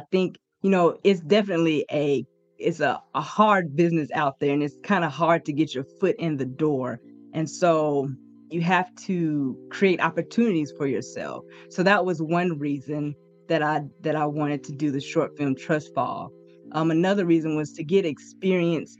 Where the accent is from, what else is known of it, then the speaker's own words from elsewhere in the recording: Soso, Mississippi, United States; I'm from Soso, Mississippi.